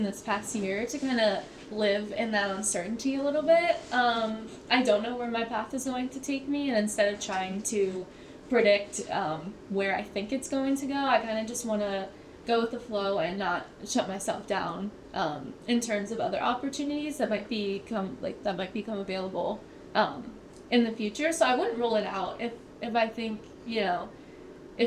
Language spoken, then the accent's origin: English; Muncy, Pennsylvania, United States; moved away as an adult; now in Pittsburgh, United States; I'm from Muncie, Pennsylvania, which is approximately like 3 to 4 hours from here